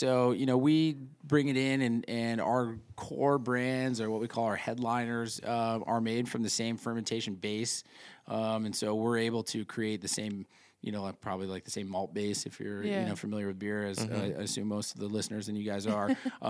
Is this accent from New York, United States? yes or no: yes; New York, United States; I'm from Central New York originally, so I like to show a little love